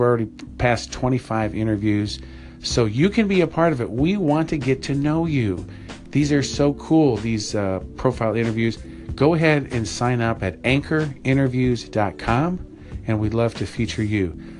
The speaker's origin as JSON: {"language": "English", "area": "near Chicago", "region": "Illinois", "country": "United States", "tie": "born or raised there", "said": "I grew up near Chicago"}